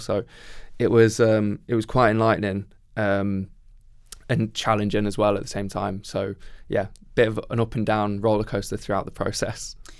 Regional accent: Midlands, United Kingdom; I grew up in the Midlands

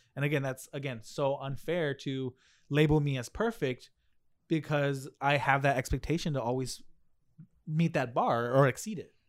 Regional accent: United States; also born or lived in Mexico; I was raised in America

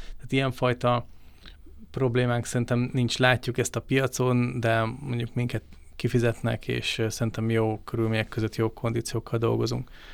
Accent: Hungary; mi magyarok vagyunk, Magyarországon élünk

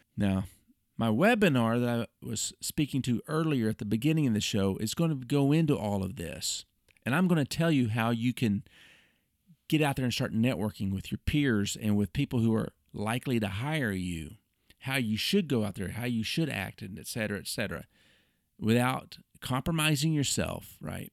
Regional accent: Oklahoma City, Oklahoma, United States; my hometown, Oklahoma City

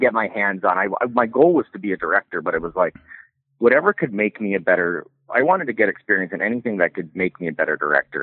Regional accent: Carson City, Nevada, United States; born or raised there; also born or lived in Canada / Los Angeles; now in Reno, United States

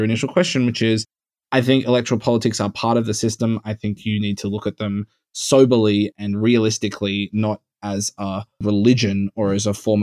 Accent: Australia; now in United States; I come from Australia.

